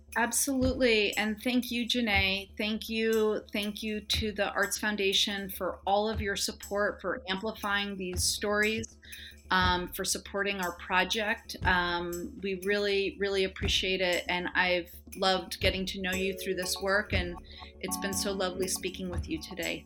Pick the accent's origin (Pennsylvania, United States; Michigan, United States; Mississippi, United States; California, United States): California, United States; Los Angeles; I grew up in Los Angeles in the eighties